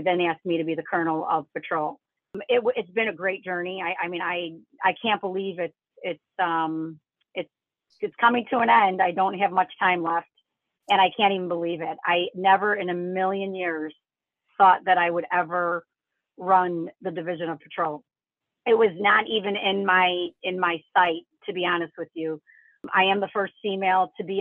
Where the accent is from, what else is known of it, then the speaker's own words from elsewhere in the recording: Chicago, Illinois, United States; I'm born and raised in Chicago